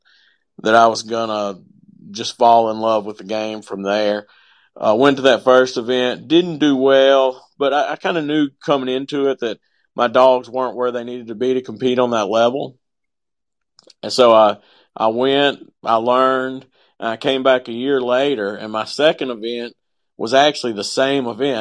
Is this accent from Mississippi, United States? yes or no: yes; Natchez, Mississippi, United States; I'm from Natchez, Mississippi